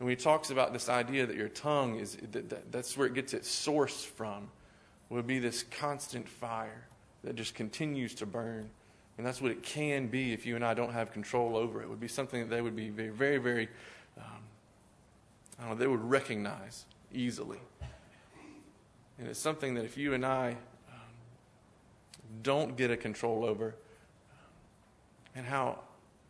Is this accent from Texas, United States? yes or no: yes; Spurger, Texas, United States; was 13 years in Spurger, Texas before that, where I grew up in Southeast Texas